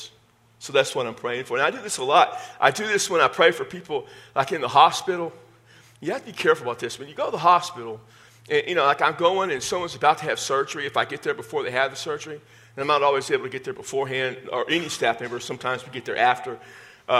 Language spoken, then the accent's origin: English; Texas, United States; accent: Texas; My Texas accent